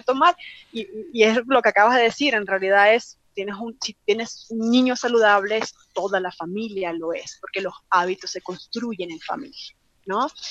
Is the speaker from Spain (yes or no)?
no; Venezuela; moved away as an adult; now in Mexico; Yo soy venezolana